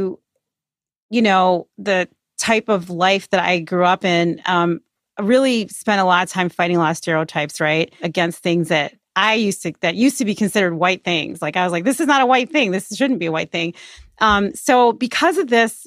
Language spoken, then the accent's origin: English; Chicago, Illinois, United States; I grew up in the Beverly neighborhood